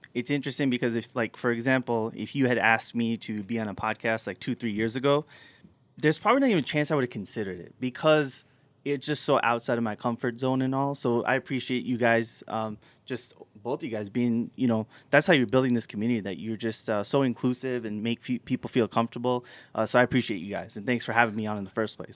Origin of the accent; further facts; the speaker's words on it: New York City, New York, United States; moved away as an adult; also born or lived in Tampa, Florida; So I grew up in New York City